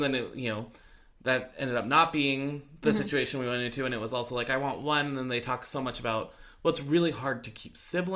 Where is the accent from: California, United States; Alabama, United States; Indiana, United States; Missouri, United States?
California, United States; Orange County; I grew up in Orange County